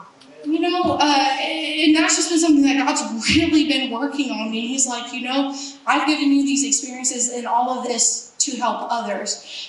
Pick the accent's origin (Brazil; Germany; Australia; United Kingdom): Germany; growing up in Germany, everyone had this code of rules. You do this and this and this on the Autobahn, the interstate.